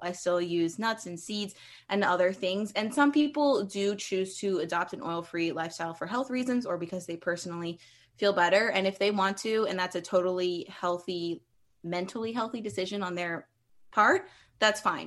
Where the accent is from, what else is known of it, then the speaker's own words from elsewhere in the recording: Columbia, Maryland, United States; moved away as an adult; now in Pacific Northwest, United States; I am originally from Columbia, Maryland, which is a suburb, uh, like fifteen minutes outside of Baltimore on the East Coast. And I grew up there